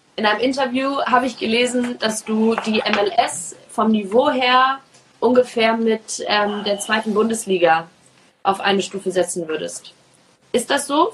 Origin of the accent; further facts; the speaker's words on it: Hamburg, Germany; Ich komme aus Hamburg